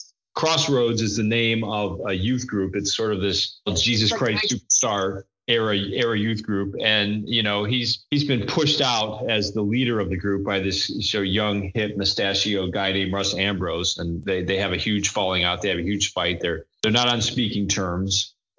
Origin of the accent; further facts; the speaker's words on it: Lansing, Michigan, United States; moved away; also born or lived in Chicago; I'm from Lansing, Michigan. And lived in Chicago for many years. I'm a Midwesterner. I'm middle-aged. I'm Protestant.